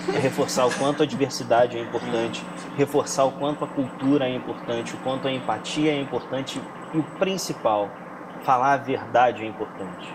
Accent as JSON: {"language": "Portuguese", "region": "Rio de Janeiro", "country": "Brazil", "moved": "yes", "lives_now": "São Paulo, Brazil", "said": "sou carioca. Hoje, com home office, eu tenho a possibilidade de voltar ao Rio e, e não mais morar em São Paulo."}